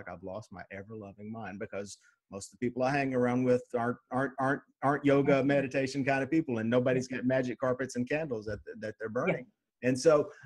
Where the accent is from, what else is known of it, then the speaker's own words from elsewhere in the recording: Nashville, Tennessee, United States; I'm a redneck from Nashville, Tennessee.